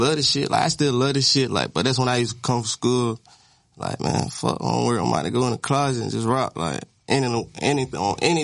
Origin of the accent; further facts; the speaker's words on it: Virginia, United States; I'm from Virginia